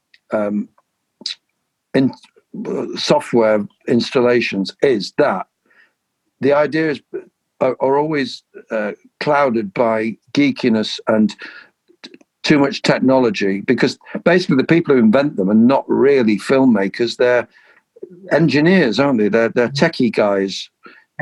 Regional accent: Sheffield, Yorkshire and the Humber, United Kingdom; I grew up in Sheffield

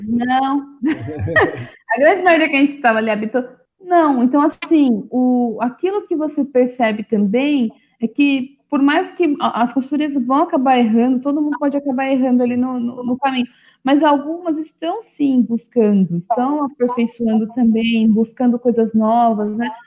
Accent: São Paulo, Brazil; eu sou de São Paulo, da capital, nasci e cresci aqui, nunca morei em outros lugares

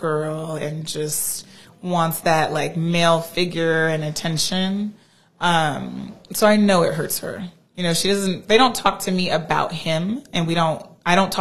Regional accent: Southern California, United States; also born or lived in Oakley, California; I grew up in Southern California

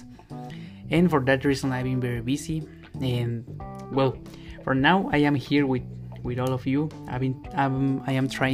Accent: Mexico; English is a second language; I know I am a Latin American, but I am from Mexico

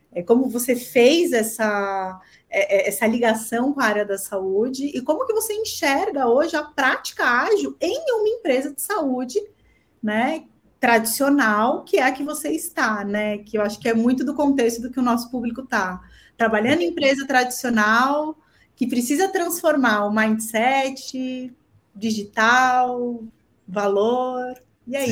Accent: São Paulo, Brazil; eu sou paulistana de coração jordanense

